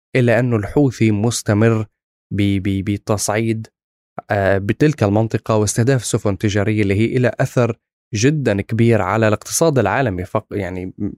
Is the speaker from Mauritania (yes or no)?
no; Syria; نحن يعني بسوريا كسوري